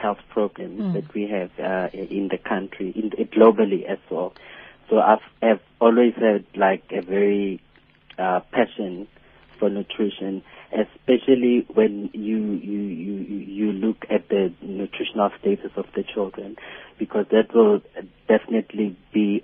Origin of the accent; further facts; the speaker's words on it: Lichtenburg, North West, South Africa; moved away; also born or lived in KwaZulu-Natal; I'm a 29-year-old and from a small suburban area, Lichtenburg, in the Northwest Province.